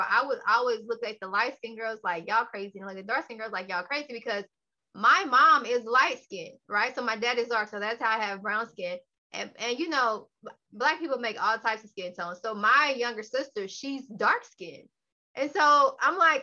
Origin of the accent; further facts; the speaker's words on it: Dallas, Texas, United States; I'm from Texas